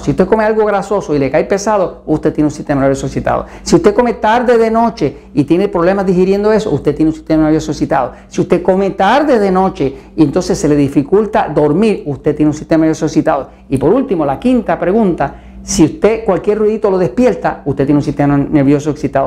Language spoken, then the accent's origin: Spanish; Puerto Rico; en mi tierra, en Puerto Rico